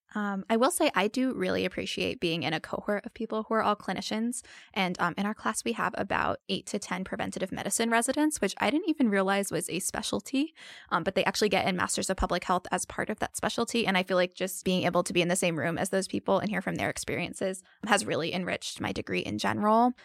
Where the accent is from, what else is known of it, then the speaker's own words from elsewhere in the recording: New Jersey, United States; moved away as an adult; also born or lived in Alabama / Asheville, North Carolina; now in North Carolina, United States; I'm originally from New Jersey